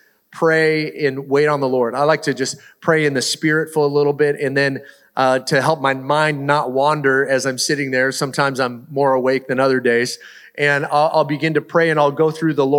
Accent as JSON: {"language": "English", "area": "the Northwest", "region": "Pacific Northwest", "country": "United States", "tie": "born or raised there", "said": "I grew up in the Northwest"}